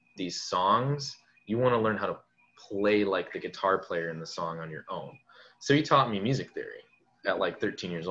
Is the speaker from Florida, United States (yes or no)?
no; Stoughton, Wisconsin, United States; also born or lived in Janesville, Wisconsin; I'm from Stoughton, Wisconsin